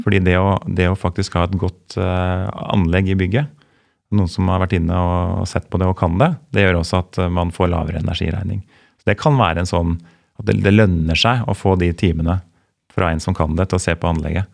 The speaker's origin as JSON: {"language": "Norwegian", "town": "Lier", "region": "Buskerud", "country": "Norway", "said": "jeg er jo fra Lier"}